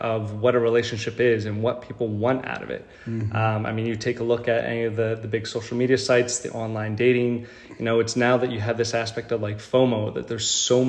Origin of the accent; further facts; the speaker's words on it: New York, United States; born there; also born or lived in Philadelphia; now in Houston, United States; But I was in Philly for the past 12 years or so.